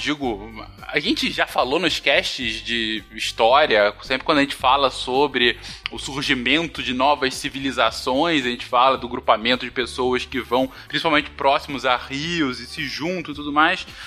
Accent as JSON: {"language": "Portuguese", "region": "Rio de Janeiro", "country": "Brazil", "tie": "born or raised there", "said": "no estado do Rio de Janeiro, onde eu cresci minha vida toda, ela é mais de 90% urbanizada"}